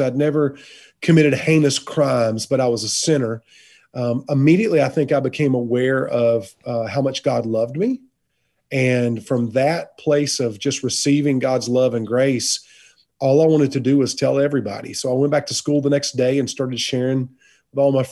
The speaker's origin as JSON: {"language": "English", "town": "Fountain Inn", "region": "South Carolina", "country": "United States", "tie": "born or raised there", "also_born_or_lived": "Charleston, South Carolina", "said": "I was raised in a little town called Fountain Inn, South Carolina, on a farm"}